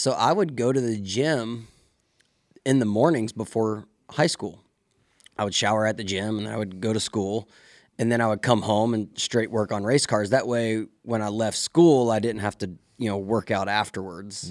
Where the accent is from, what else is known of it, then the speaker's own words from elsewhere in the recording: Mississippi, United States; moved away as an adult; growing up in Mississippi